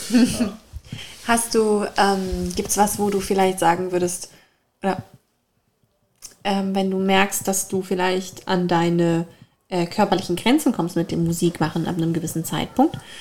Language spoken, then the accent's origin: German; Germany; aus ein äh, bisschen südlicher von zwischen, exakt zwischen Darmstadt und Mannheim